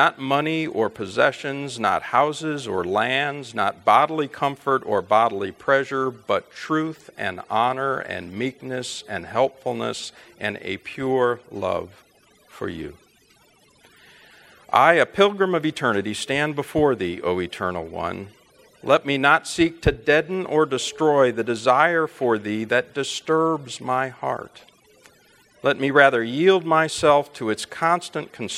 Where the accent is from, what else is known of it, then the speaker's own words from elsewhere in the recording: Chicago, Illinois, United States; also born or lived in Fort Wayne, Indiana / St. Louis, Missouri; we eventually moved to the Chicago area, where I did most of my growing up